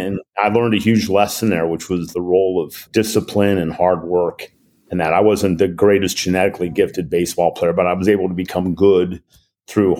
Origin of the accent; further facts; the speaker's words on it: Cincinnati, Ohio, United States; in Cincinnati, my hometown